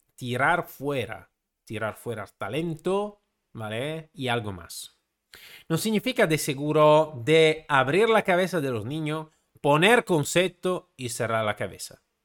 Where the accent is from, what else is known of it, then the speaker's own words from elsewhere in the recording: Italy; Spanish is a second language; Siendo italiano no puedo pedir la ciudadanía española porque soy italiano